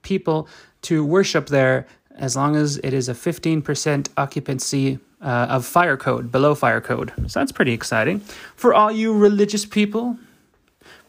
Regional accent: Alberta, Canada; I'm from Alberta, Canada. It's where I broadcast from.

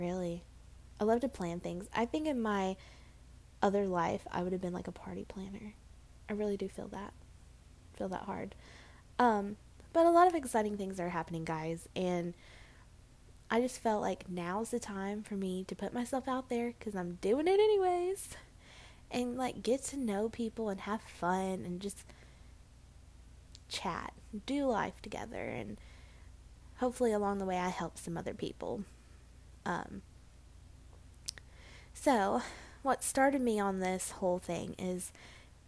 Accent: Murfreesboro, Tennessee, United States; accent: southern; now in Hendersonville, United States; It's called Murfreesboro, Tennessee

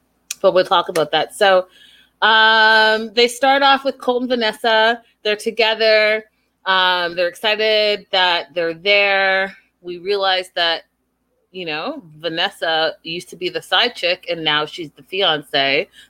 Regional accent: Canada; me being Canadian

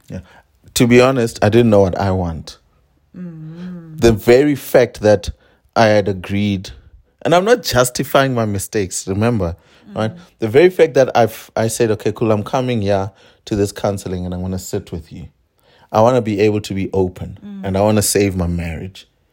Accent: South Africa; I am a South African Venda man.

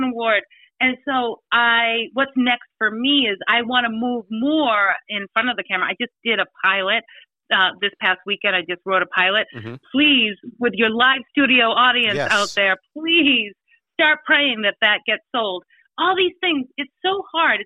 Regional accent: Easton, Massachusetts, United States; moved away; also born or lived in New Hampshire; I grew up in Easton, Massachusetts, which is right near Brockton, 30 minutes south of Boston

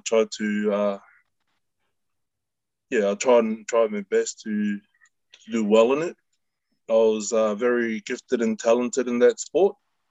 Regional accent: Melbourne, Victoria, Australia; moved away as an adult; also born or lived in Papeete, Tahiti / Aitutaki, Cook Islands; now in New Zealand; I grew up in Broadie, Broadmeadows, up in the northern suburbs, and then my family migrated moved over to Clayton.

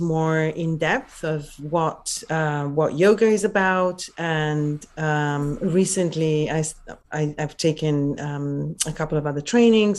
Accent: Venice area, Veneto, Italy; English is a second language; moved away as an adult; now in London, United Kingdom; I'm originally from Italy

